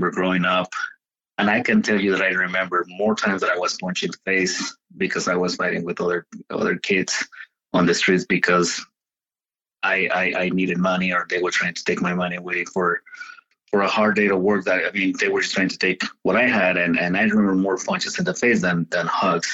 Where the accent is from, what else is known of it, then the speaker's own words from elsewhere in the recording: Mexico; now in United States; me growing up in Mexico